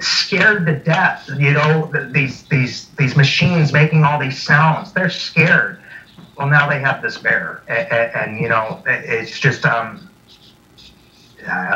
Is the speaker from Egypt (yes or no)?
no; Chicago, Illinois, United States; moved away; I'm originally from Chicago. That was my stomping grounds.